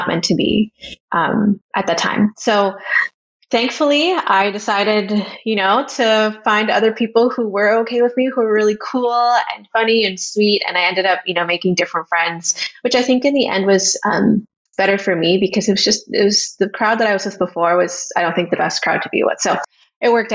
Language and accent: English; Canada; moved away; I grew up in this town in Canada that is diverse, but I think my hometown was not as diverse as other places I've lived.